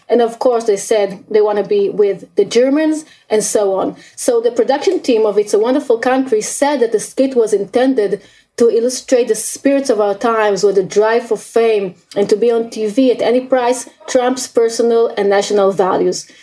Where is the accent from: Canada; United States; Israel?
Israel; growing up in Israel